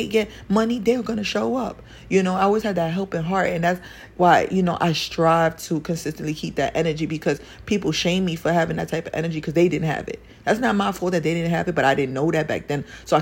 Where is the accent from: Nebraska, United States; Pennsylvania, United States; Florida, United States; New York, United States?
New York, United States; New York City; I grew up in Spanish Harlem